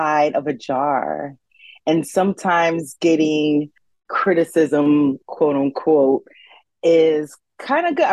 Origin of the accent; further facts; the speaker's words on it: United States; I am Haitian American, so first generation born here